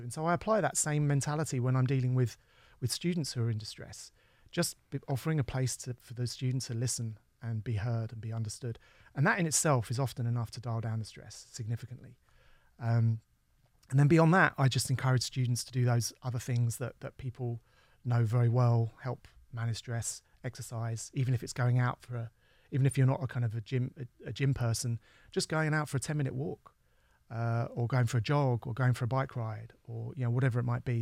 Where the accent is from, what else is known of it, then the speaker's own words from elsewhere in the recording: London, United Kingdom; I was from London